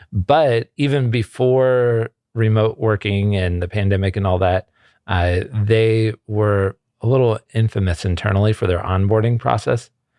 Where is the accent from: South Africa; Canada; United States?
United States; Ohio; moved away as an adult; now in California, United States; I am originally from Ohio. I came out to California for college and seminary.